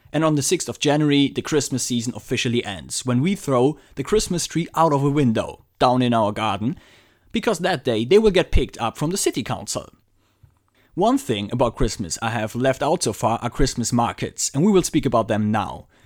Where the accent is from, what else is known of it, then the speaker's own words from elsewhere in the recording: Frankfurt, Hesse, Germany; since Frankfurt is my hometown